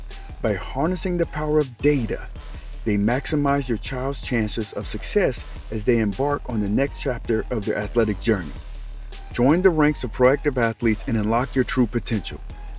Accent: Detroit, Michigan, United States; also born or lived in Colorado Springs, United States; Now for me, I was originally from Detroit, but my dad was in the Army. I ended up in Colorado Springs in 1983. And man, we was heavily influenced by what was happening on the West Coast.

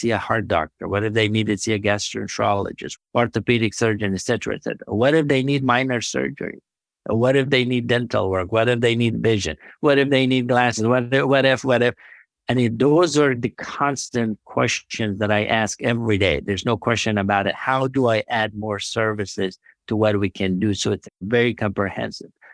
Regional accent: Afghanistan; now in United States; I'm from Afghanistan. I was born in a place where healthcare system was non-existent

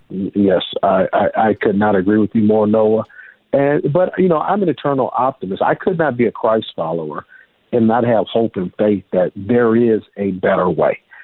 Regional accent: United States; I'm an African American male uh, in uh, United States of America.

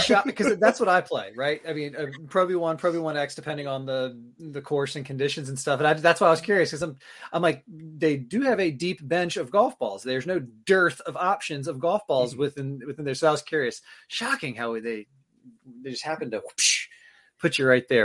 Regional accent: Tallahassee, Florida, United States; moved away as an adult; now in Maine, United States; I grew up in Tallahassee, Florida, going to the Florida State games

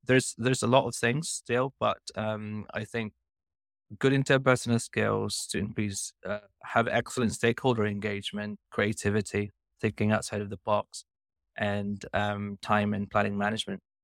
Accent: Philippines; moved away as an adult; now in United Kingdom; I'm originally from Philippines

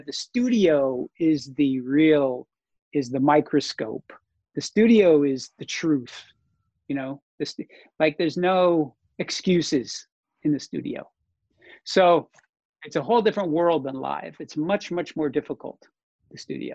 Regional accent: North Dakota, United States; moved away; North Dakota, my hometown

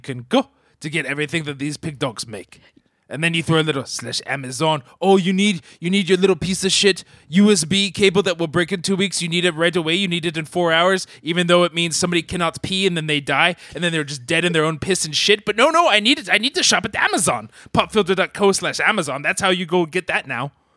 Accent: London, United Kingdom; I'm from South London

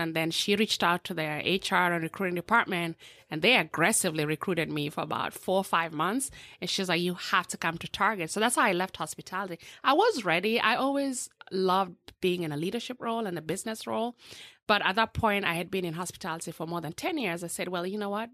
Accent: Eldoret, Uasin Gishu County, Kenya; now in Orlando, United States; born and raised in a small village in um, western southwestern part of, of Kenya called Eldoret

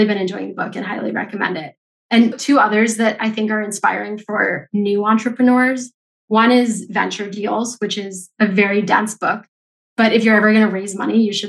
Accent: Denver, Colorado, United States; also born or lived in San Francisco / Mexico City; now in New York City, United States; I grew up in Denver

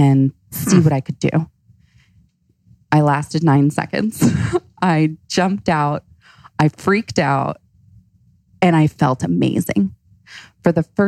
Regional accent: Florida, United States; also born or lived in Hawaii; now in Phoenix, United States; I grew up in Florida. I lived in Hawaii

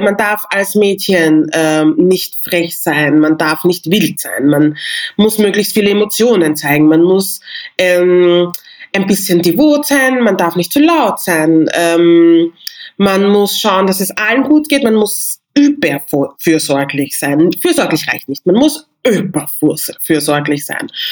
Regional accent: Vienna, Austria; ich bin in Wien geboren, ich habe nigerianische Wurzeln

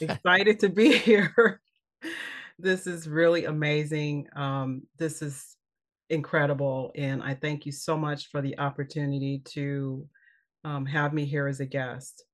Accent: Kansas City, Missouri, United States; moved away as an adult; also born or lived in Los Angeles; I'm from Kansas City, Missouri

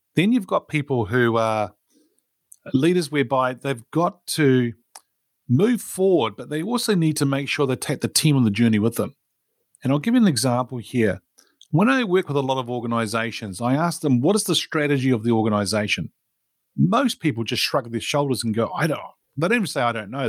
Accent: New Zealand; born or raised there

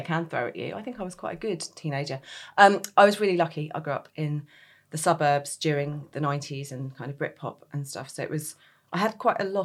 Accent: Bromley, London, United Kingdom; moved away as an adult; also born or lived in Reading / Greenwich; I grew up in Bromley

